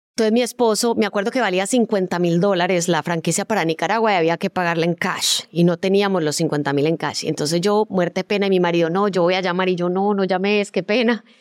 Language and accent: Spanish; Colombia; moved away as an adult; also born or lived in Miami, United States; yo como en el 94 me fui de Colombia a estudiar eh, un posgrado en producción de televisión a Miami